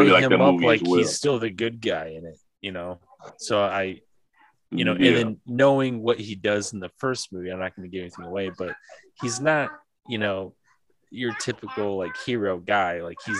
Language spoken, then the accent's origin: English; Quad Cities, United States; The Quad Cities.